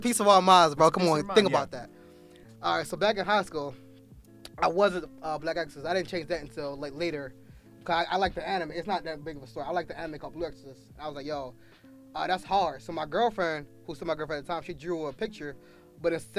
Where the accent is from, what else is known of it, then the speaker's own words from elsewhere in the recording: York County, Pennsylvania, United States; now in Philadelphia, United States; I went to high school down in York County, Pennsylvania